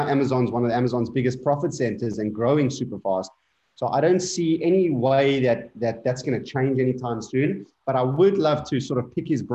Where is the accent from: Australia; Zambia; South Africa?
South Africa; moved away; also born or lived in Indonesia; a very small amount of Afrikaans because I grew up in South Africa.